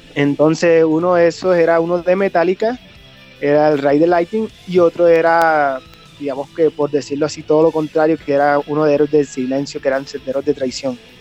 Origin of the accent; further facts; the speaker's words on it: Colombian coast, Córdoba, Colombia; now in Bogotá, Colombia; actualmente vivo en Bogotá. Eh, soy de eh, soy de Córdoba, de la costa de Colombia